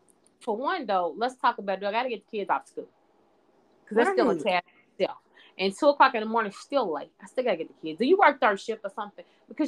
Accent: Jamaica; I'm a Jamaican in these streets, so I hustle hard.

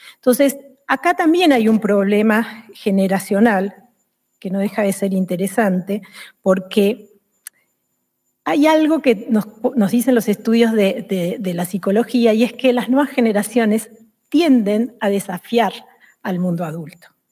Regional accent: Argentina; now in Spain; En el país de donde vengo, en Argentina

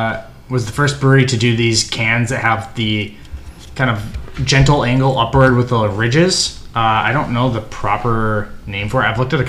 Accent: United States; I'm American.

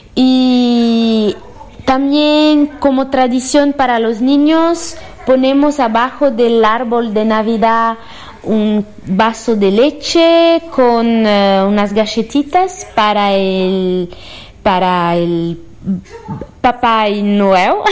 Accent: Rio Grande do Sul, Brazil; soy brasilera

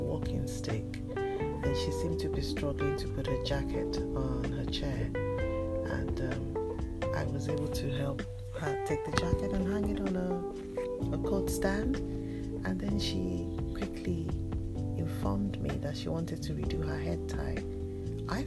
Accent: Nigeria; now in United Kingdom; I am Nigerian born, even though I've lived in the UK for over 20 years now

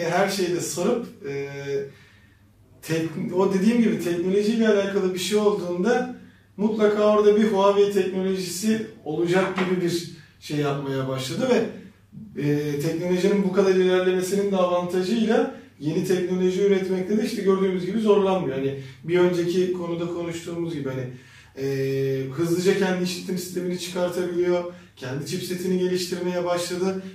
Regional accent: Aydın, Turkey; now in Istanbul, Turkey; Ben de işte memleketime gideceğim

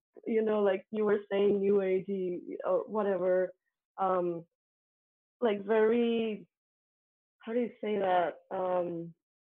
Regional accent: Colombia; English is a second language; moved away; I come from Colombia. Colombia has very Catholic schools. I was part of a very Catholic school

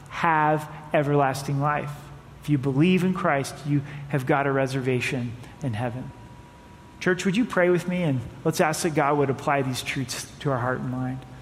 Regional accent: United States; As American citizens

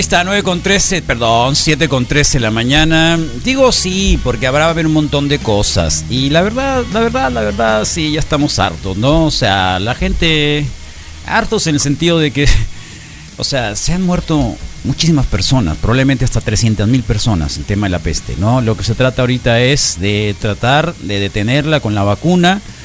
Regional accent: Mexico; todos los mexicanos

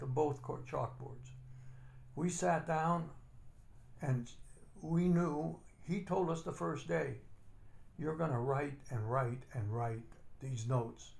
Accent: Gary, Indiana, United States; I was born and raised in Gary, Indiana.

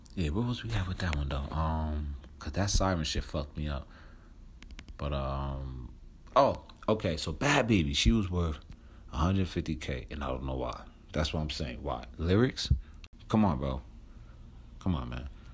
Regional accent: New Jersey, United States; moved away; I'm from Jersey

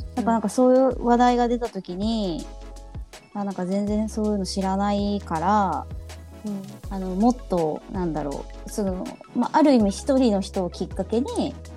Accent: Japan; 私は本当もう日本生まれ日本育ちです

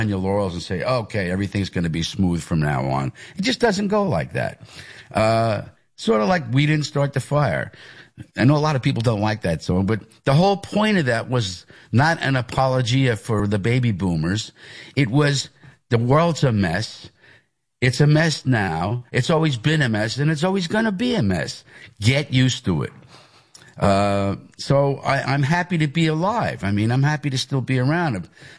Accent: Hicksville, New York, United States; It's the Levittown part of Hicksville. I am from Hicksville. That's where I went to school. That was my home area, but there used to be a Levittown mailing address.

